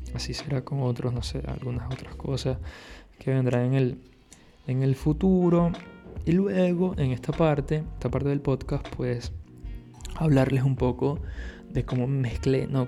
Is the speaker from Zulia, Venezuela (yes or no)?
no; Caracas, Capital District, Venezuela; moved away as an adult; now in Barcelona, Spain; soy de Venezuela, soy de Caracas, allá estudié artes audiovisuales